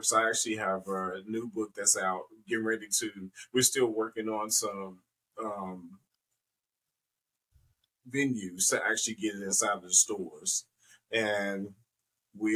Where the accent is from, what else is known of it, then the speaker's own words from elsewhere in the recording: Chicago, Illinois, United States; I was definitely born and raised in Chicago, Chicago's South Side.